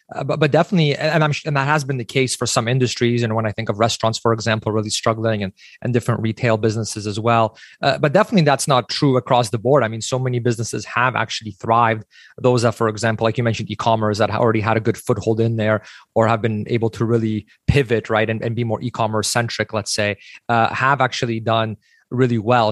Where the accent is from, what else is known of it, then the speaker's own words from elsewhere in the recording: Canada; we as Canadian small business owners